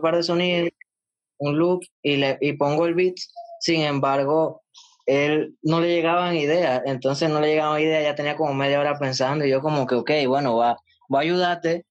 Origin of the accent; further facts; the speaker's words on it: Panama; yo soy panameño